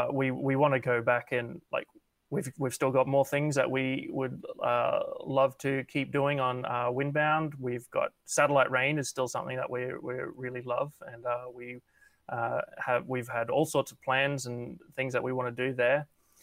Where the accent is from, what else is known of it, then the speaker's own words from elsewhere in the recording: Brisbane, Queensland, Australia; also born or lived in Sydney; I'm from Brisbane, but I was living in Sydney for 4 or 5 months working there on LA Noir.